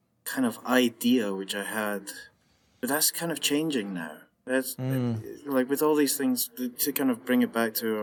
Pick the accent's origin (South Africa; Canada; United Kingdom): United Kingdom; Scotland; me being Scottish